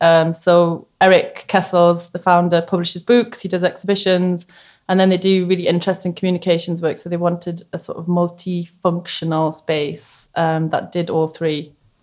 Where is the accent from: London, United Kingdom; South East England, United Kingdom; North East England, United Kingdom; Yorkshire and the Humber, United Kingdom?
North East England, United Kingdom; Newcastle; So when I was, I was like a teenager in the 90s. So I was really into like Riot Girl music. And because Newcastle was a bit barren, to be honest